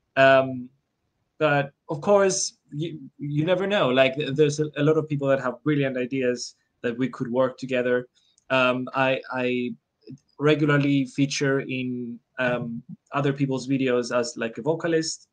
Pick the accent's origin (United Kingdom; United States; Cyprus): Cyprus; I'm from Cyprus